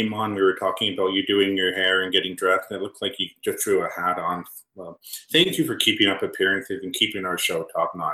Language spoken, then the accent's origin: English; Canada; I am Canadian. I'm pretty white. I'm Irish.